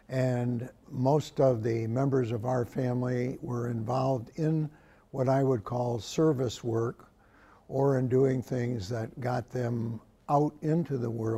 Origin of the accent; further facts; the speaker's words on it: Carthage, New York, United States; the small towns in northern New York, where I grew up in Carthage